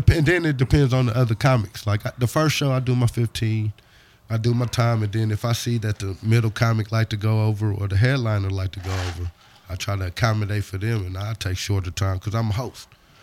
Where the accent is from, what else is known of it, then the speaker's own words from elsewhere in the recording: Michigan, United States; now in Wichita, United States; Well, I'm from Michigan, but I've been here filing my taxes for 20 plus years.